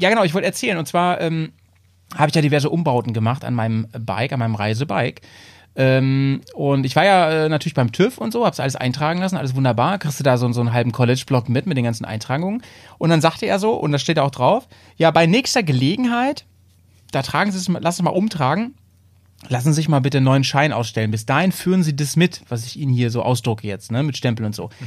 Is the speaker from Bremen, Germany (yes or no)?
yes; Bremen, Germany; wir sind eigentlich Bremer